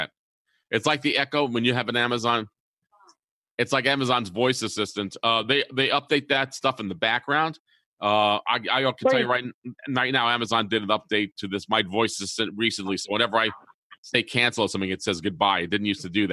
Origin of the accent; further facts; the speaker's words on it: New York City, New York, United States; moved away; I'm from New York City originally